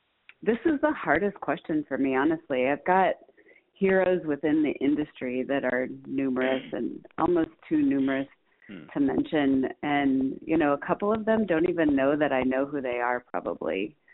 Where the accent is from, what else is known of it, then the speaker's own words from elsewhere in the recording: Midwest, United States; We are growing an agency that is, roots are in the Midwest, and I'm a Midwesterner